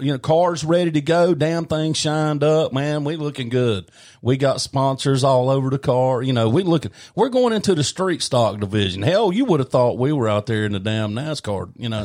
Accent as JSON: {"language": "English", "town": "Belmont", "region": "North Carolina", "country": "United States", "tie": "born or raised there", "said": "Yeah, and Linda's Tax Service in North, by God, Belmont, North Carolina. {S1} Yep. {S2} My hometown."}